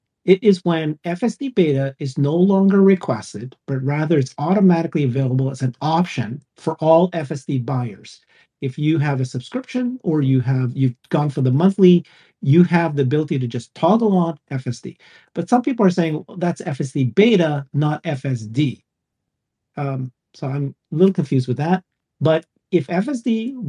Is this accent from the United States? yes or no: no; Canada; I'm a Canadian myself